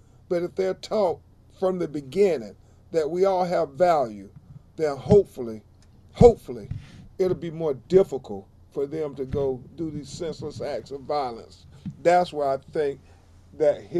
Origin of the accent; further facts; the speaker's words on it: Florida, United States; my home state of Florida